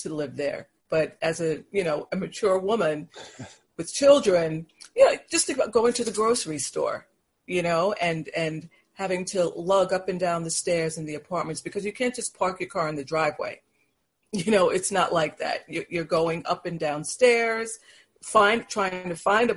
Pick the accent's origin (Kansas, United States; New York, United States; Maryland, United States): New York, United States; New York City; now in Long Island, United States; I was born in Manhattan, and then the family lived in Brooklyn, and then eventually we made our way to Long Island